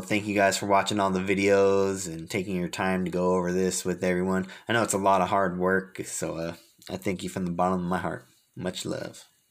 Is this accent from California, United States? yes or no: yes; Fremont, California, United States; I'm from Fremont, California